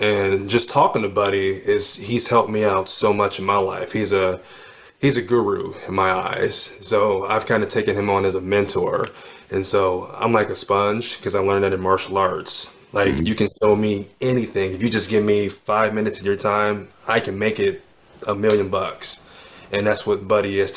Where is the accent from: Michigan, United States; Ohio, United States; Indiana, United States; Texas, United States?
Ohio, United States; Cleveland; I was born in Cleveland, Ohio